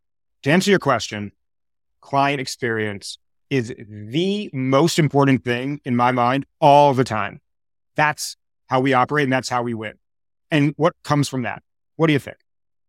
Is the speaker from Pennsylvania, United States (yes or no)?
no; New York, United States; also born or lived in Boulder, Colorado; I grew up in New York. I've been in New York now a total of 21 or something years of my life.